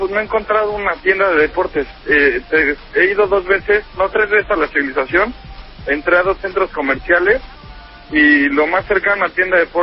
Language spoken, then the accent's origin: Spanish; Mexico City, Mexico; yo me fui de la Ciudad de México y voy a regresar a vivir a Venecia